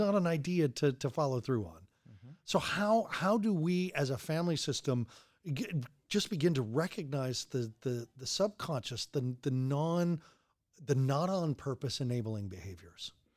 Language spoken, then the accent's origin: English; Colorado, United States; I'm from Colorado